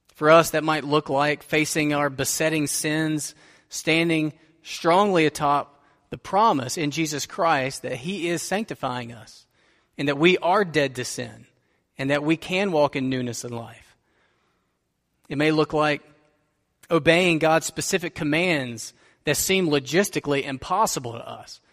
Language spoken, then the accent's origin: English; United States; we are prosperous American suburbanites